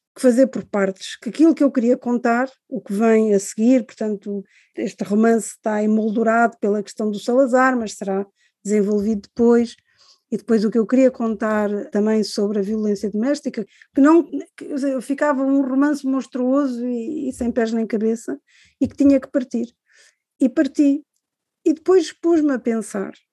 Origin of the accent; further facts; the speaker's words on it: Cascais, Lisbon, Portugal; also born or lived in Angola; eu cresci em Cascais, porque quando nós viemos de Angola